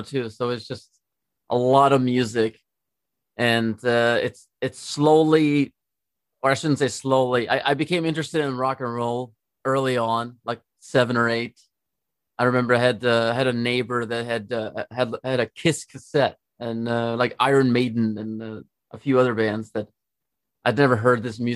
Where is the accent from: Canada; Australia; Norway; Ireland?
Norway; Trondheim, Trøndelag; moved away as an adult; now in Los Angeles, United States; I'm from Norway. I grew up there. I'm from a city called Trondheim, which is the third largest city in Norway.